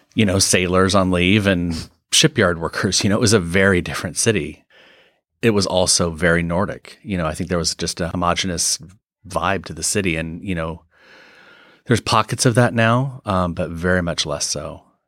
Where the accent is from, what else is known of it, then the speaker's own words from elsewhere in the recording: eastern Washington, United States; also born or lived in London, United Kingdom / Norway; now in Seattle, United States; was raised in eastern Washington